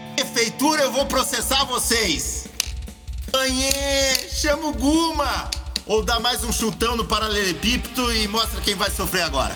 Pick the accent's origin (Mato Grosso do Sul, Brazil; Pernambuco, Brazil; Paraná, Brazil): Paraná, Brazil; Curitiba; nasci aqui na Vila Guaíra, nasci de quatro meses